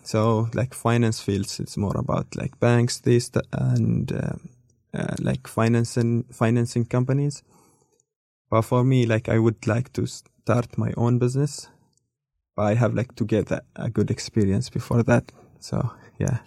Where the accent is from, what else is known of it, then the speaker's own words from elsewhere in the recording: Muscat, Oman; English is a second language; moved away as an adult; also born or lived in Nizwa, Oman; now in Dunedin, New Zealand; I'm from Oman. I've been here in Dunedin like almost five years